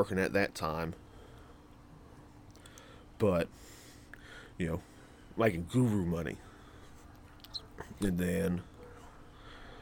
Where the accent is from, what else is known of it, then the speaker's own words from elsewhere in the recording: Andalusia, Alabama, United States; I was born in Andalusia, Alabama